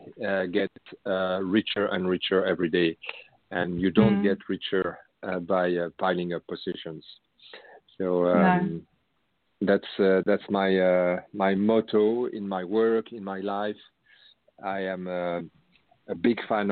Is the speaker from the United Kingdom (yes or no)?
no; France; accent: French; English is a second language; moved away as an adult; now in Netherlands; I used to present myself as a European from France. I have lived different countries, also out of Europe, but I now live in Holland for 12 years, and my as you can hear in my accent, I have a French background